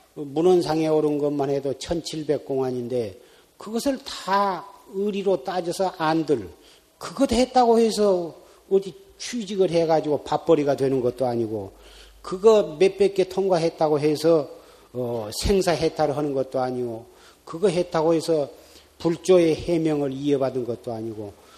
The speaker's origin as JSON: {"language": "Korean", "country": "South Korea"}